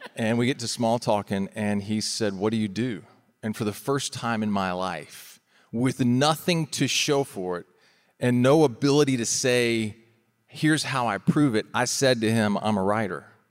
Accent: Florida, United States; we're from Florida

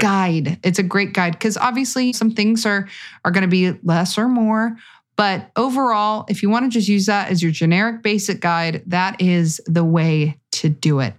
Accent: California, United States; I'm from California

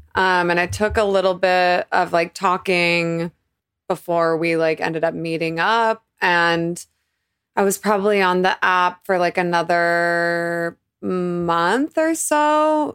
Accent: Boise, Idaho, United States; also born or lived in Boulder, Colorado; I was born in Boulder, but I grew up primarily in Idaho

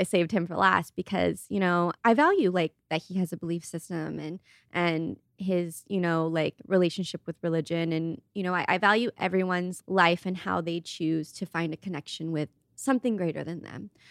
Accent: Ohio, United States; moved away; I grew up in Ohio

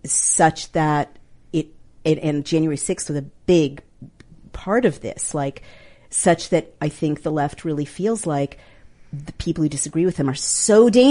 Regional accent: New York, United States; We're both from New York

